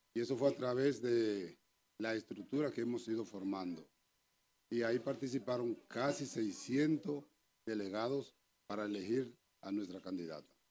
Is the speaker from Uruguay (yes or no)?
no; San Juan de la Maguana, San Juan, Dominican Republic; now in Madrid, Spain; Soy de San Juan de la Maguana y aquí en España estoy desde